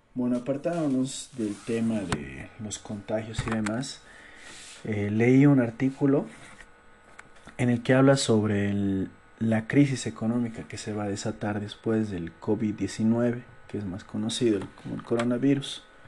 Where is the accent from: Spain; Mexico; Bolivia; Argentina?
Bolivia; yo soy del país de Bolivia.